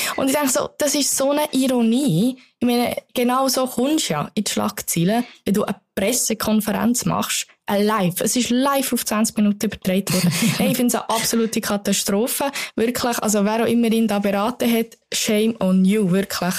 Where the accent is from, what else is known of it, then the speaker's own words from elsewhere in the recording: Bern, Switzerland; ich bin Bernerin